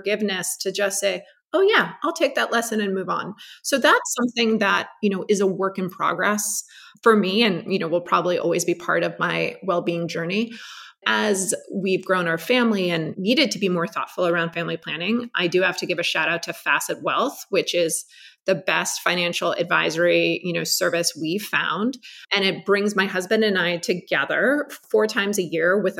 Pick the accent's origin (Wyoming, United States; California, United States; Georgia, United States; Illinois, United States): California, United States; Los Angeles; growing up in Los Angeles